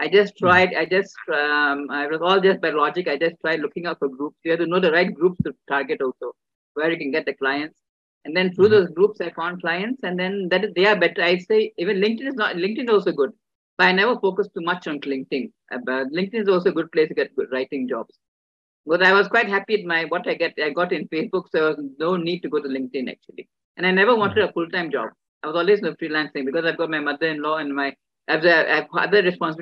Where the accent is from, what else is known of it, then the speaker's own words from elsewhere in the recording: India; being an Indian woman